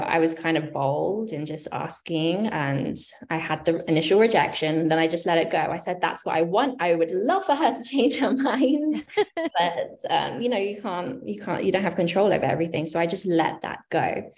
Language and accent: English; United Kingdom; moved away as an adult; now in United States; I am from the UK originally, in case you haven't been able to discern my accent